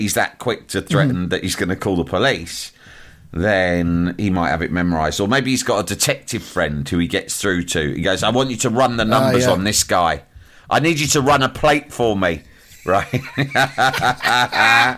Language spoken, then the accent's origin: English; London, United Kingdom; I'm from London